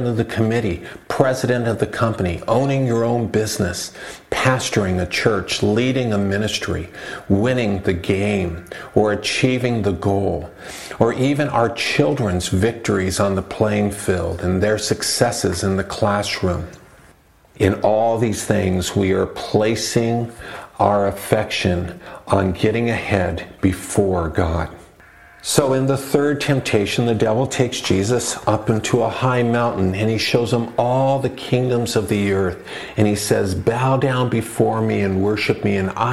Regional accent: Los Angeles, California, United States; moved away; I grew up in Southern California near East LA, a Mexican community

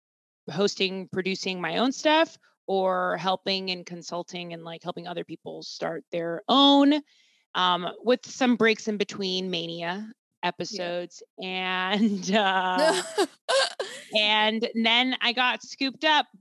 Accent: Boston, Massachusetts, United States; moved away as an adult; now in New York City, United States; I'm from Boston originally

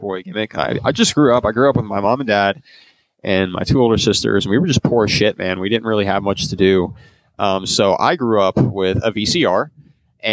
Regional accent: Grand Prairie, Texas, United States; I'm from Grand Prairie

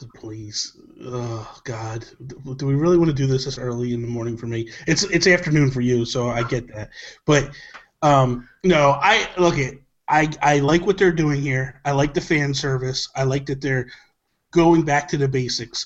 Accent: New Jersey, United States; I'm from Jersey.

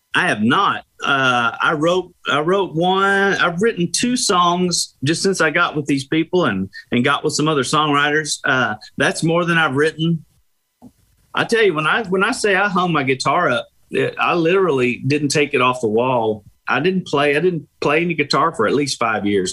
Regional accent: Tulsa, Oklahoma, United States; moved away; I'm from Tulsa

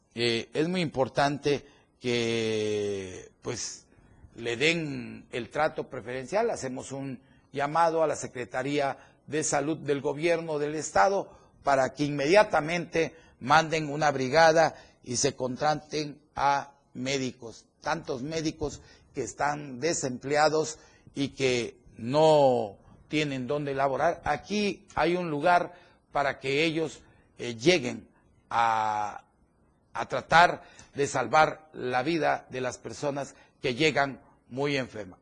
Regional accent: Chiapas, Mexico; como chiapaneco y como mexicano

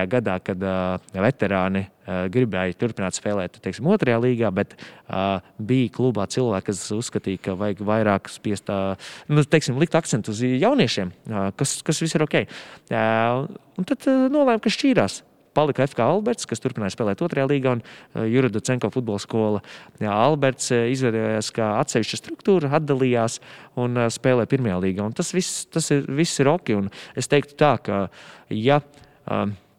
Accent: Madona, Madona Municipality, Latvia; moved away as an adult; also born or lived in Riga; Es esmu no Madonas, jā, pat vēl precīzāk, tuvāk Gaisiņkalnam, gandrīz jāsaka, no tāda maza ciematiņa lautara.

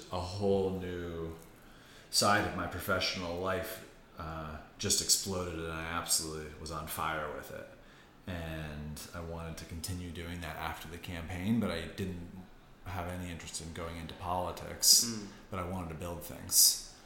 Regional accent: outside of Boston, Massachusetts, United States; moved away as an adult; also born or lived in India / Washington, D.C.; now in New York, United States; I grew up outside of Boston

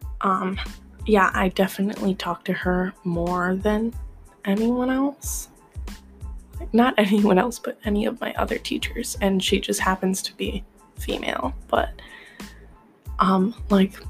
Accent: Midwest, United States; I'm American, so like, I'm Midwestern

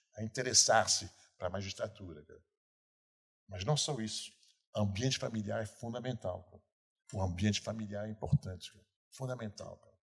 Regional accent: Rio de Janeiro, Brazil; sou carioca. Entretanto, entretanto, em 40 anos no Rio de Janeiro

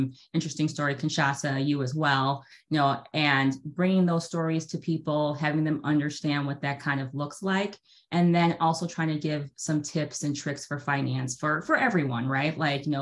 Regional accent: Chicago, Illinois, United States; we grew up in Chicago, Illinois area

